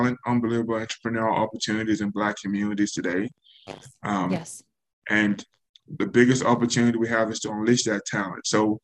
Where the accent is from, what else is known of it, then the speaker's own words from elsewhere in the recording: Nigeria; now in United States; leaving Nigeria and the experience of being in the U.S. by myself. The experience of being Nigerian